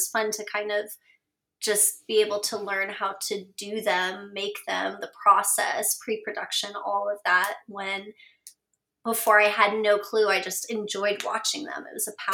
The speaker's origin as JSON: {"language": "English", "town": "Las Vegas", "region": "Nevada", "country": "United States", "moved": "yes", "lives_now": "Los Angeles, United States", "said": "I'm from Vegas, so for me it was always this lifestyle of, like, working in the, like, families that work in the casino"}